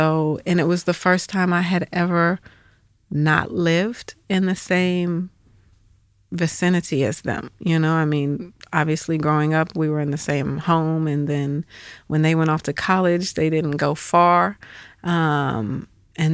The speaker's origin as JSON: {"language": "English", "town": "Atlanta", "region": "Georgia", "country": "United States", "tie": "born or raised there", "said": "So we moved back to Atlanta for his retirement, and that's where we stayed. So Atlanta was, I was born there, but then left and came back my high school years. And so Atlanta was essentially home"}